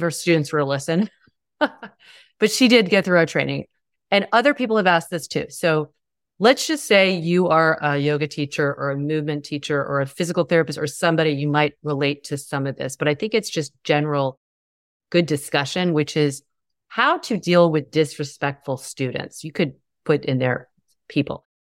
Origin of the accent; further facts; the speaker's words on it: the South, United States; I grew up in the South